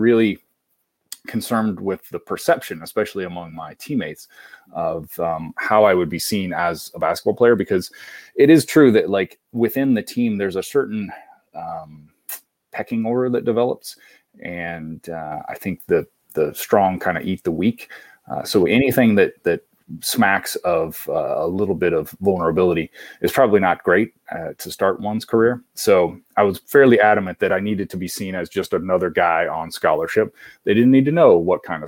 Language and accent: English; Kansas, United States; also born or lived in Menlo Park, California; now in Los Angeles, United States; I am from Kansas